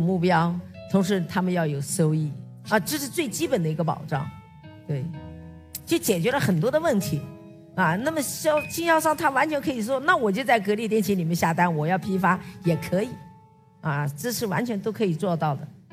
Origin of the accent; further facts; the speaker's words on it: Nanjing, Jiangsu, China; now in Zhuhai, China; 我是南京人